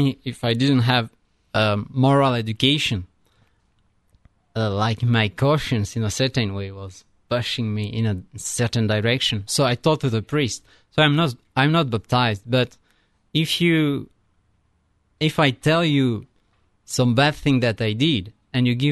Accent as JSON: {"language": "English", "country": "France", "also_born_or_lived": "Italy", "second_language": "English", "moved": "as an adult", "lives_now": "United States"}